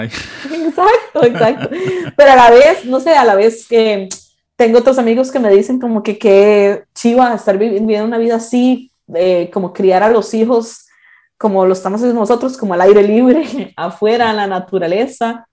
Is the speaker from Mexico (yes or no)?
no; Costa Rica; moved away as an adult; also born or lived in Barcelona, Spain / Prepyrenees, Huesca, Spain; now in Aínsa, Spain; yo me fui de Costa Rica a Barcelona